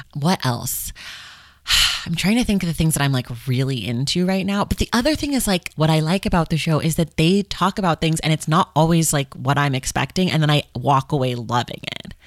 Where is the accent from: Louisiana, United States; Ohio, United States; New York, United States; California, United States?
California, United States; Oakland; I'm from Oakland